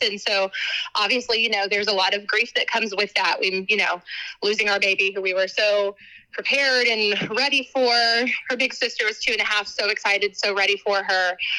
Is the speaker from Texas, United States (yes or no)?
yes; Texas, United States; I'm from Texas